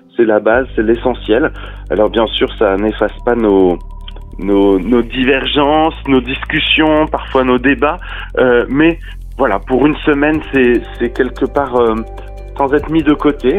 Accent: France; en tant que Français

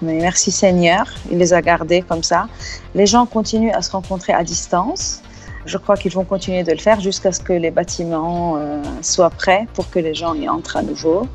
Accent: Lebanon; en tant que Libanais

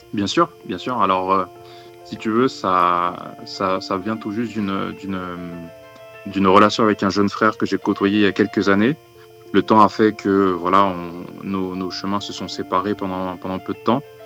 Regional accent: Lyon, Auvergne-Rhône-Alpes, France; je suis lyonnais

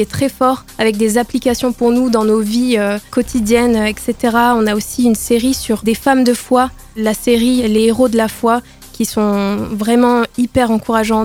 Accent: Nord, Hauts-de-France, France; now in Grenoble, France; Je suis née dans le Nord. Je suis une ch'ti

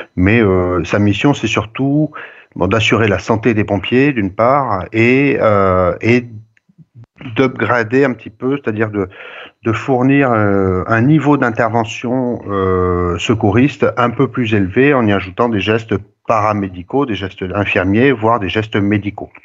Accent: Montauban, Occitania, France; also born or lived in Toulouse / Bordeaux / Villeneuve-sur-Lot; je suis originaire de Montauban

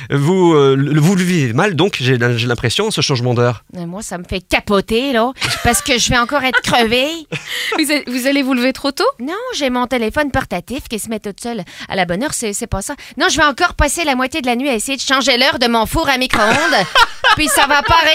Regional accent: Quebec, Canada; accent: Quebecois; Bah, mon propre accent me fait sursauter tellement c'est un accent insupportable. Puis tu peux difficilement parler doucement en québécois.

